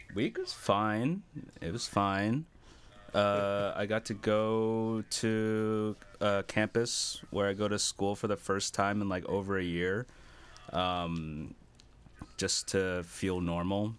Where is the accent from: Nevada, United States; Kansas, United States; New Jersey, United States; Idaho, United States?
New Jersey, United States; what I grew up with in New Jersey